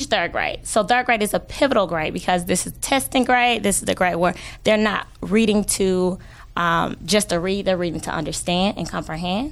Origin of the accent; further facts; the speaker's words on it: Atlanta, Georgia, United States; I grew up in the West End.